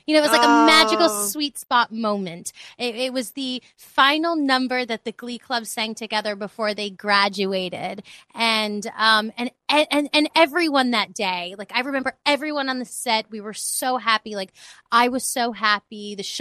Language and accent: English; New York City, New York, United States; moved away as an adult; also born or lived in Los Angeles; I grew up in the Bronx. I'm from New York